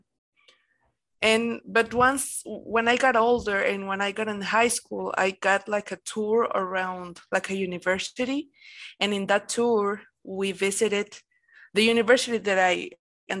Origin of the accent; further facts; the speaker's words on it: Mexico; I'm from Mexico